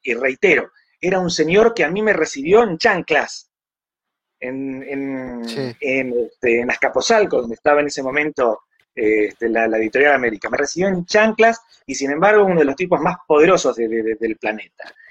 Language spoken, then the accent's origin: Spanish; Argentina; also born or lived in Mexico; soy argentino por nacimiento, pero mexicano por adopción.